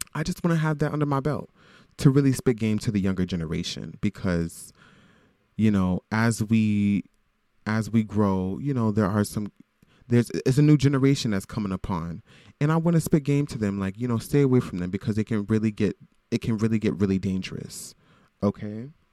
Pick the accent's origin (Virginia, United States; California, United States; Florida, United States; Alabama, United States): Florida, United States; Broward County, South; now in Brooklyn, United States; I am from Florida. I am from South Florida, Broward County.